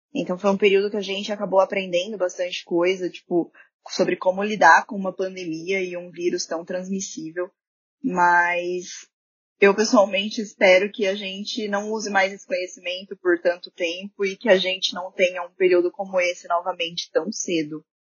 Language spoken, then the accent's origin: Portuguese; Marília, São Paulo, Brazil; moved away as an adult; now in Santo André, Brazil; eu sou de Marília, que é uma cidade no interior de São Paulo, e atualmente eu moro em Santo André